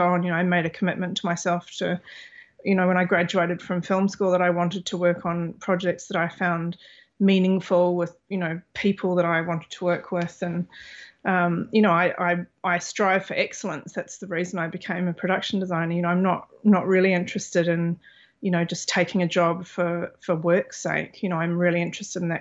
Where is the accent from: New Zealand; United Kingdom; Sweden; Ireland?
New Zealand; moved away as an adult; also born or lived in Australia / Los Angeles; I was born in New Zealand. You know, I'm of Māori and European heritage